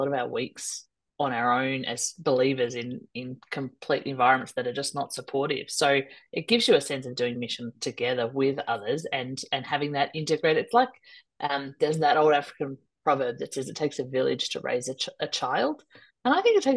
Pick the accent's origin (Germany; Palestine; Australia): Australia; Melbourne, Victoria; I'm from Melbourne in Australia